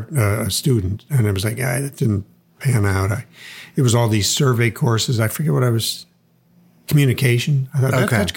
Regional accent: Chicago, Illinois, United States; born there; I was born in Chicago, but they were from there.

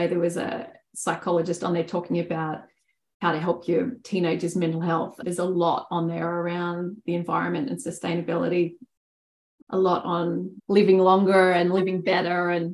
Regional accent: Australia; as an Australian

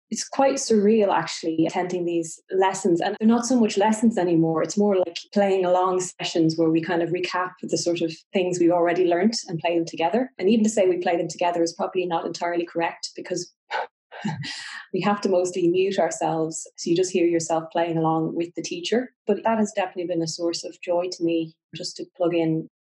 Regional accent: Ireland; I'm Irish and in Ireland

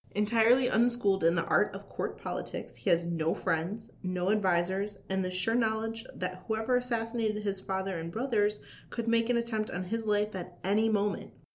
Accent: central Wisconsin, United States; my hometown in central Wisconsin

